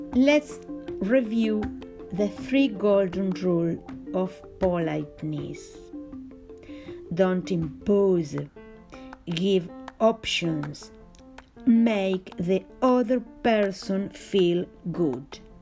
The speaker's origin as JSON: {"language": "English", "country": "Argentina", "said": "I'm from Argentina and teach etiquette"}